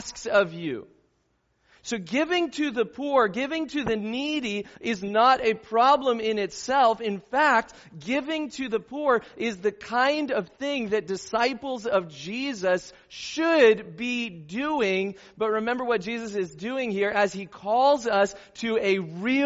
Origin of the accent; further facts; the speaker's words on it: Southern California, United States; where I grew up in Southern California